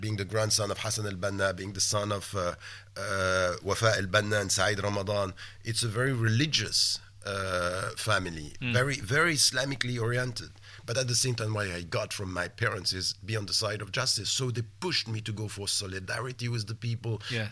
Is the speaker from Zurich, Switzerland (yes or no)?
no; Geneva, Switzerland; moved away as an adult; also born or lived in Wembley, London; now in London, United Kingdom; I, I, was born and raised in, in Geneva